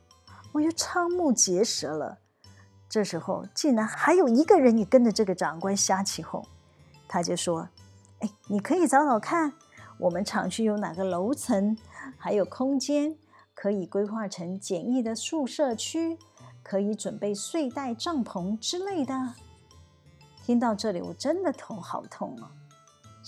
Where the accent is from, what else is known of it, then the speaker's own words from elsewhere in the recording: Taiwan; 有这么多的人要帮我们台湾人，逼着我们的政府要诚实面对我们的老百姓。